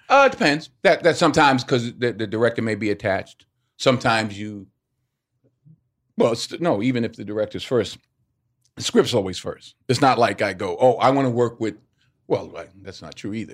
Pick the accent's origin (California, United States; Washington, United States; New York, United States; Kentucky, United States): New York, United States; Mount Vernon; born or raised there; moved away as an adult; now in Los Angeles, United States